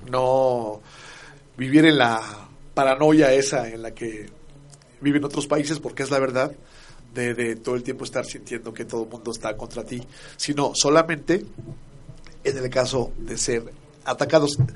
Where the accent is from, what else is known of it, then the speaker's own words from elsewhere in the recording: Mexico; como mexicano